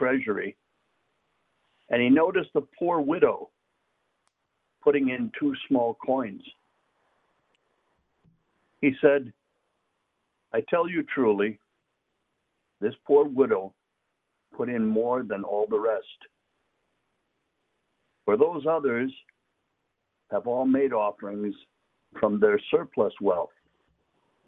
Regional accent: St. Paul, Minnesota, United States; moved away; also born or lived in Mexico; I'm from St. Paul.

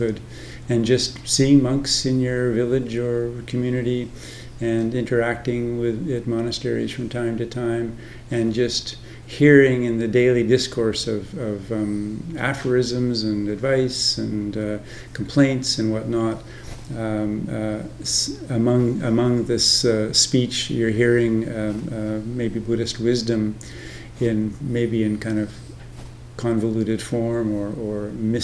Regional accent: Canada; moved away as an adult; now in Thailand; I live in Thailand now, but I'm Canadian and was ordained in Canada and spent the bulk of my monastic life in Canada

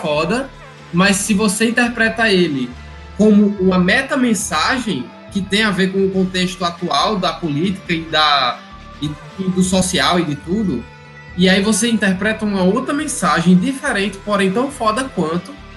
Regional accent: Mossoró, Rio Grande do Norte, Brazil; also born or lived in São Paulo; Aí eu tinha o quê? Seis anos. Aí vim morar direto lá em onde? Em Mossoró. Aí, tipo, não tem mais sotaque, não tenho mais.

